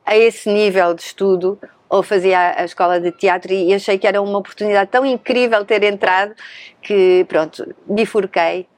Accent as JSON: {"language": "Portuguese", "region": "Lisbon", "country": "Portugal", "tie": "born or raised there", "also_born_or_lived": "Vienna, Austria / Paris, France", "moved": "as an adult", "said": "Nasci em Lisboa, Uhum. Mas rapidamente eh, fui para a Áustria, para Viena, onde moravam os meus pais"}